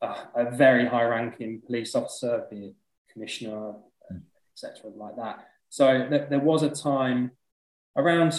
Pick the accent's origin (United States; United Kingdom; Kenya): United Kingdom; Leicester, East Midlands; moved away as an adult; also born or lived in London; So I moved down to London when I was 21 from Leicester. That's where I'm from.